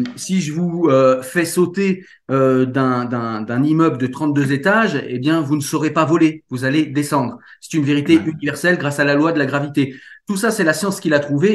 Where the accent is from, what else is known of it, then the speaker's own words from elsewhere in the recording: France; chez nous en France